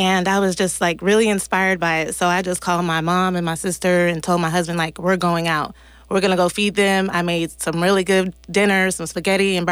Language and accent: English; Richmond, California, United States; now in Antioch, United States; I'm originally from Richmond, California. I've been out here for about 22 years, though I came out here when I was like 13